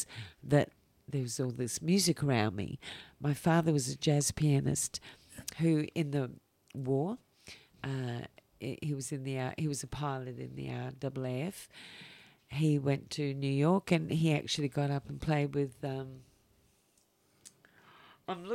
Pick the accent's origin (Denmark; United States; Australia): Australia; Adelaide, South Australia; I'm from Adelaide